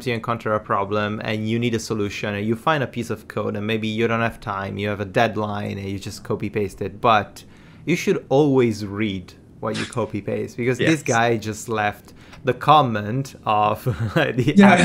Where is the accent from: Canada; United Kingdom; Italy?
Italy; I'm from Italy